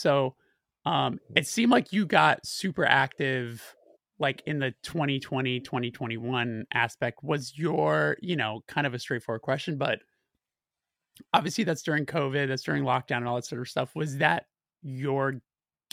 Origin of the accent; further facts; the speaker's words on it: California, United States; as someone who's a native here